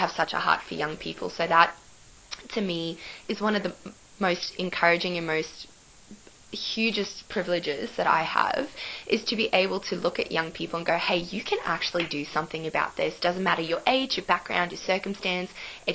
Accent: Cairns, Queensland, Australia; moved away as an adult; now in Sydney, Australia; I'm originally from Cairns in Queensland

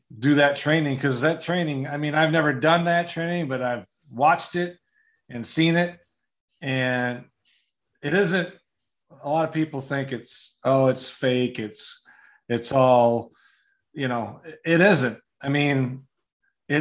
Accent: Wisconsin, United States; I'm from Wisconsin

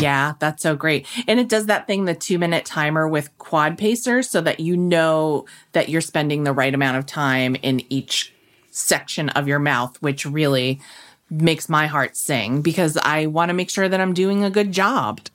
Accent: New England, United States; I'm from New England too

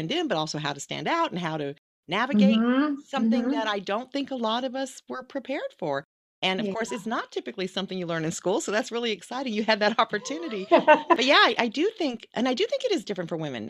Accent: Texas, United States; I was raised in Texas

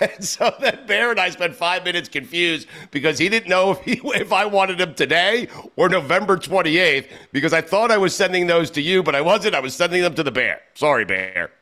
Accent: New York, United States; I grew up in New York

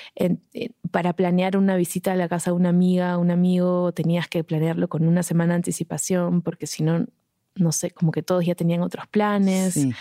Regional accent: Arequipa, Peru; moved away as an adult; also born or lived in Lima, Peru / Tacna, Peru; now in Mexico; nos mudamos a Arequipa, que es otra ciudad del sur. Y estuve en Arequipa hasta los 17 años.

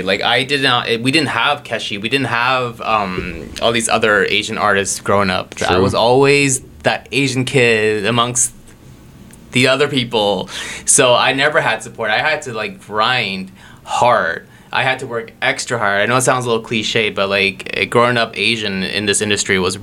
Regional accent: Toronto, Ontario, Canada; also born or lived in Vancouver; growing up in Scarborough

